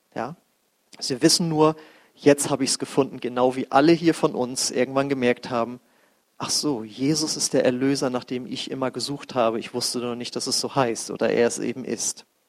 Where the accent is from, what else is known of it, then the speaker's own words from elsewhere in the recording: Germany; wir als Deutsche